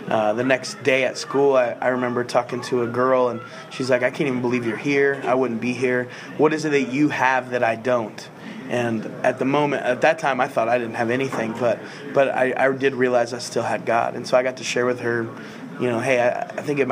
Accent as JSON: {"language": "English", "town": "Terre Haute", "region": "Indiana", "country": "United States", "tie": "born or raised there", "said": "I'm from Terre Haute, Indiana, but not far from Indy"}